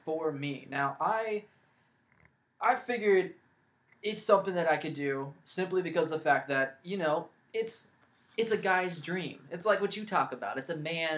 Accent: California, United States; also born or lived in Los Angeles, California / San Francisco Bay Area, California / Central Valley, California; I'm born and raised California, lived in, I was born in Los Angeles, moved from LA to the Bay, been here pretty much my whole life

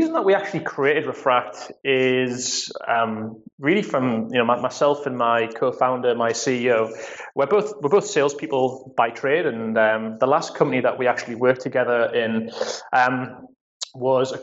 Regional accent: Newcastle upon Tyne, North East England, United Kingdom; moved away; I'm a born and bred what they call Geordies here in the UK. It's essentially someone who's from Newcastle, so they're my hometown team

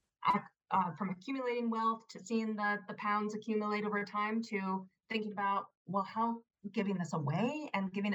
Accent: United States; moved away as an adult; also born or lived in United Kingdom; I'm an American

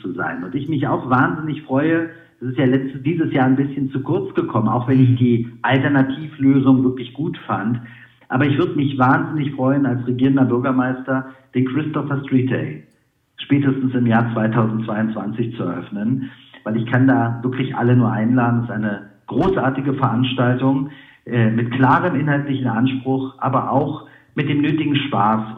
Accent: Berlin, Germany; Metropole, die meine Heimat ist

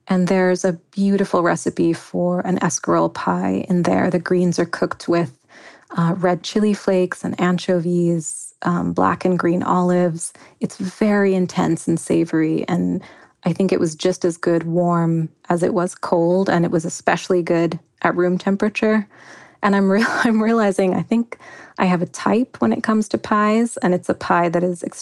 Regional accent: Kenya; kukupaka, which is a chicken curry I grew up eating in Kenya.

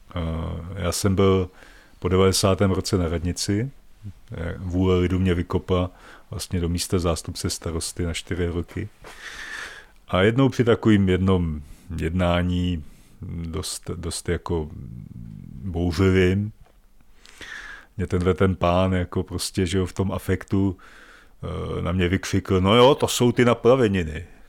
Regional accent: Žďár nad Sázavou, Vysočina Region, Czechia; moved away as an adult; now in Volary, Czech Republic; Já jsem původem z Vysočiny, ze Žďáru nad Sázavou

